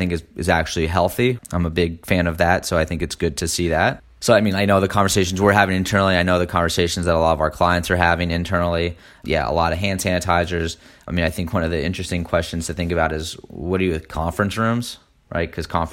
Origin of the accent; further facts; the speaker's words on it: Houston, Texas, United States; now in New York, United States; I grew up in Houston, everybody drives to work